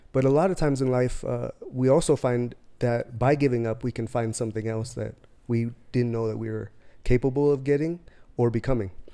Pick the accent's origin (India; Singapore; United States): United States; near San Diego, California; I was raised in California, near San Diego